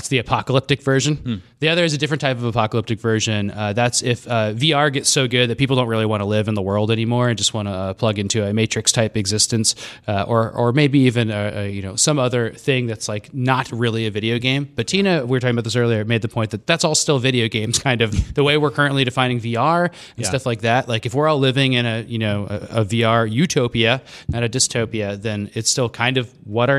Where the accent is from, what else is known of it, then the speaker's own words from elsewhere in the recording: Scottsdale, Arizona, United States; I grew up in Scottsdale